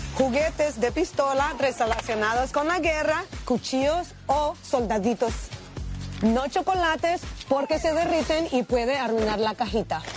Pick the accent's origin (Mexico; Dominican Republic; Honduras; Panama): Honduras; soy de Honduras